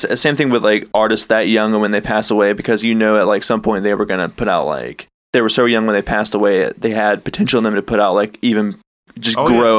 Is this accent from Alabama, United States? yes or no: yes; Moody, Alabama, United States; In my hometown, I'm from Moody